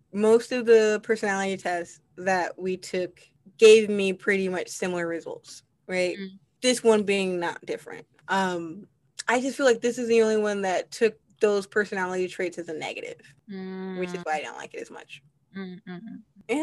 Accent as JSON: {"language": "English", "region": "Midwest", "country": "United States", "said": "I'm from the Midwest"}